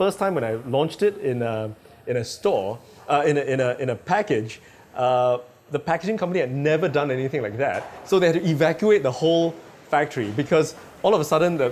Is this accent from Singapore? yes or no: yes; Singapore; I'm Singaporean.